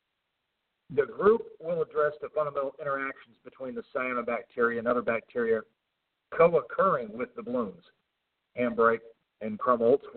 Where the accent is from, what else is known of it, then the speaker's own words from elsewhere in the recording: Indian River County, Florida, United States; the Indian River County, my hometown